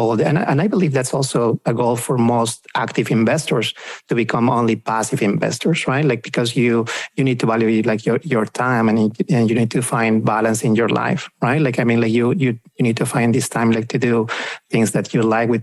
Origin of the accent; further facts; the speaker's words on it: Peru; moved away as an adult; also born or lived in Pennsylvania / Virginia / South Texas; now in Dallas, United States; we are both from South America, from Peru. We actually came here to the US about 15 years ago